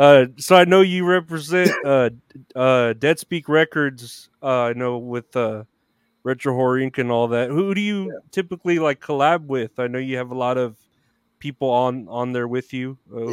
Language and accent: English; Uvalde, Texas, United States; moved away; my hometown and yours, the 830 Uvalde?